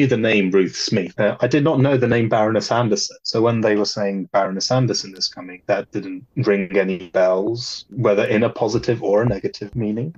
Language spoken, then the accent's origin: English; Poland; moved away; growing up in Poland and still being in the land where the Holocaust physically took place